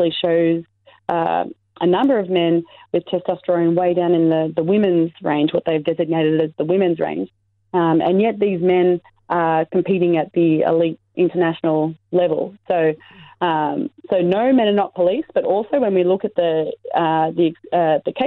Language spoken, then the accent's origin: English; Australia; I'm an Australian athlete, or I was an Australian athlete